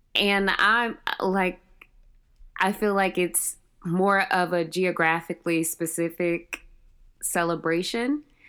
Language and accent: English; Cleveland, Ohio, United States; also born or lived in Georgia / North Carolina; I was born and raised in Cleveland, Ohio